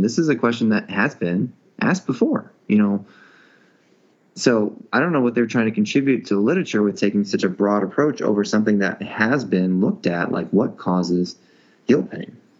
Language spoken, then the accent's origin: English; Indiana, United States; I was brought up in Indiana with very few difficult names to pronounce